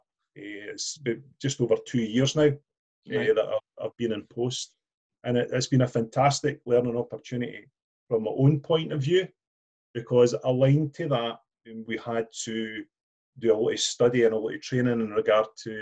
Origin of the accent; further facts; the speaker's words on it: Blackburn, Scotland, United Kingdom; also born or lived in Glasgow; I'm actually from Blackburn in West Lothian